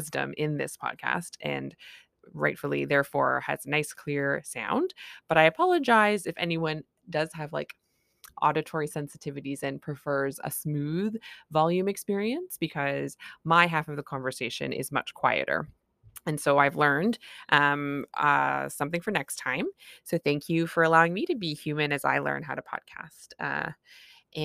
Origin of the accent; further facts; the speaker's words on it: Canada; I'm a Canadian family physician